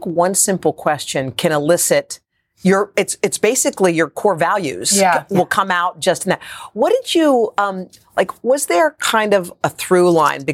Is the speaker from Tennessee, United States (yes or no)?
no; Northern Virginia, United States; I grew up in Northern Virginia